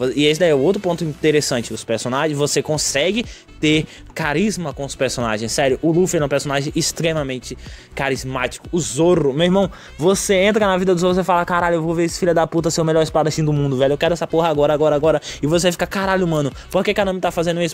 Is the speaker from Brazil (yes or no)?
yes; Brazil; aqui no Brasil, porque a gente cresceu assistindo Boruto na, na SBT